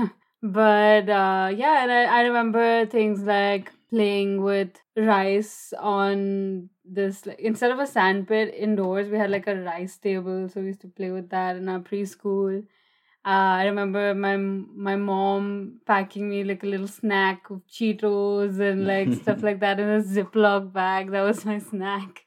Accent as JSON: {"language": "English", "town": "New Delhi", "region": "Delhi", "country": "India", "tie": "born or raised there", "also_born_or_lived": "United States / Germany / Barcelona, Spain", "moved": "as an adult", "said": "growing up in New Delhi"}